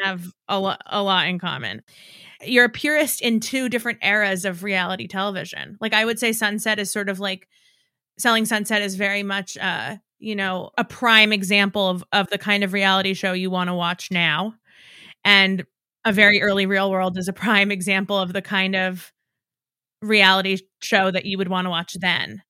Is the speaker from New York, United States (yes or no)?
yes; New York, United States; I'm from New York